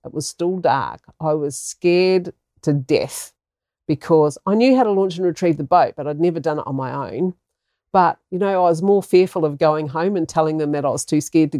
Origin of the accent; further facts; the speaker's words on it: New Zealand; moved away as an adult; also born or lived in Yorke Peninsula, South Australia; now in Australia; I'm a Kiwi. So I grew up fishing and hunting and giving cars grease and oil changes and all that sort of stuff.